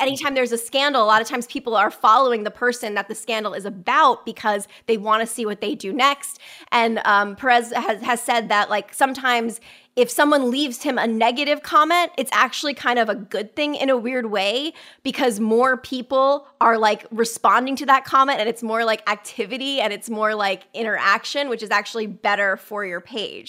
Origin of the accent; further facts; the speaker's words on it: Westport, Connecticut, United States; my hometown of Westport, Connecticut